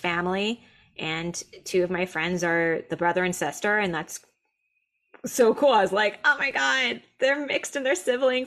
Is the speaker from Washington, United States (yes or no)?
no; Southern California, United States; growing up in Southern California, but I was in a very white school